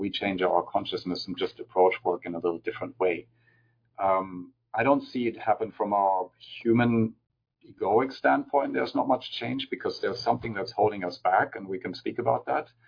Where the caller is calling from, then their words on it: California, United States; And, and I'm speaking from California